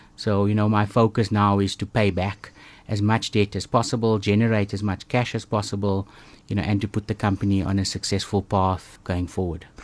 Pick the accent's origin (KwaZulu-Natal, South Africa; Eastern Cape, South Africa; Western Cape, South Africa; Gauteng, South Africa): Eastern Cape, South Africa; East London; I grew up in East London, of all places, so, uh, close to the coast